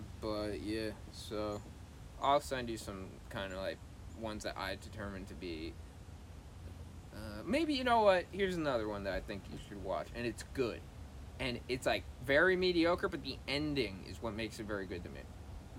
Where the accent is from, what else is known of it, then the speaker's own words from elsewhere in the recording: Irvington, New York, United States; also born or lived in Montreal; We live in Irvington. Now you know our hometown.